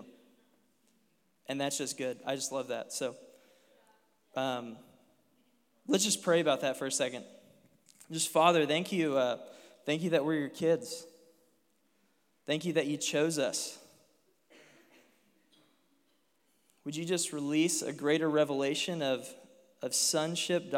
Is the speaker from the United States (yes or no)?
yes; Dayton, Ohio, United States; moved away as an adult; now in Cincinnati, United States; I'm from Dayton, but I work in Cincinnati as a youth pastor